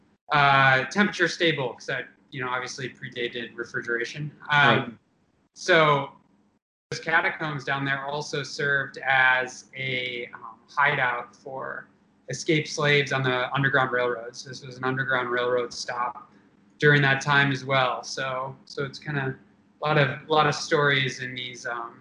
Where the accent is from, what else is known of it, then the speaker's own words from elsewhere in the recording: Traverse City, Michigan, United States; I'm from Northern Michigan, from Traverse City.